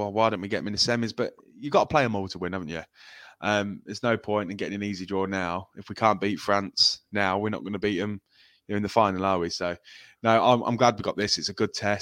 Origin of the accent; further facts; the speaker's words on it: England, United Kingdom; I'm English and we know what it's like being an England fan